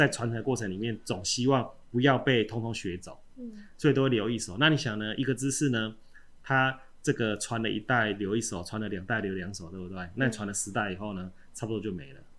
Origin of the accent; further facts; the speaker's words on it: Chiayi, Taiwan; 我们嘉义人都很好客啊哈，